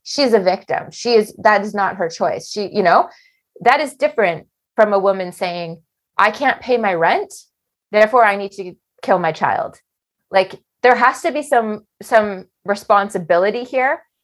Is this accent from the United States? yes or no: no; Canada; we're Canadian